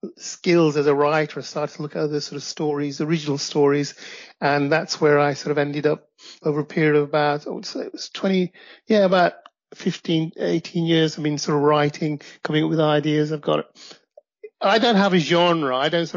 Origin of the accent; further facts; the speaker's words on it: Midlands, United Kingdom; also born or lived in Pakistan; I live in the UK. I'm in my late 50s, and I came to the UK from Pakistan when I was about 7. Got raised, went to the Midlands here in the UK, educated, and went to university.